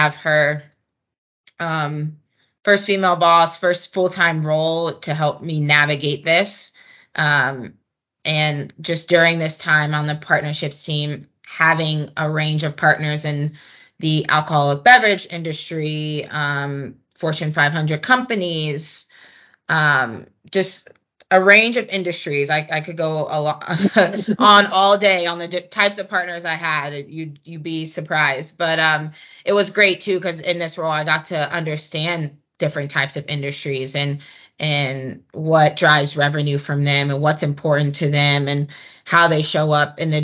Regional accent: Atlanta, Georgia, United States; Just being able to still be in my hometown

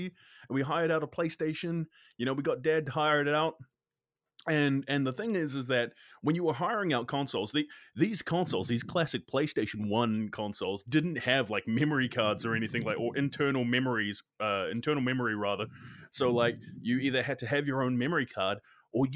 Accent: Hastings, Hawke's Bay, New Zealand; so I'm from the Hawke's Bay region. I grew up in Hastings

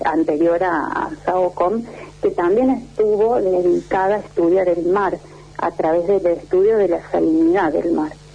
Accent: Córdoba, Argentina; soy cordobesa

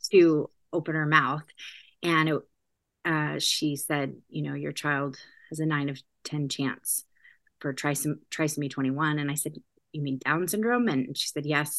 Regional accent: California, United States; moved away as an adult; also born or lived in Washington State; now in New Jersey, United States; I'm California, born and bred

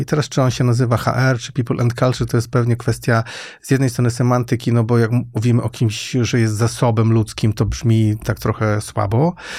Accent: Świętokrzyskie Voivodeship, Poland; moved away as an adult; also born or lived in Łódź; Ja nie pochodzę z Łodzi, pochodzę ze Świętokrzyskiego, ale w Łodzi studiowałem

